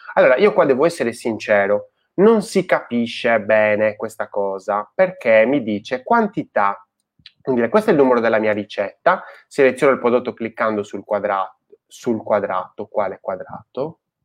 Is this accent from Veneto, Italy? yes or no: no; Sardinia, Italy; nel mio paese, in Sardegna